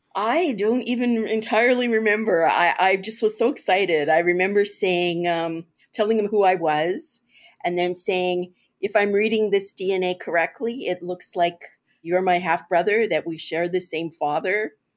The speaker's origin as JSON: {"language": "English", "town": "Toronto", "region": "Ontario", "country": "Canada", "tie": "born or raised there", "said": "I grew up here in Toronto"}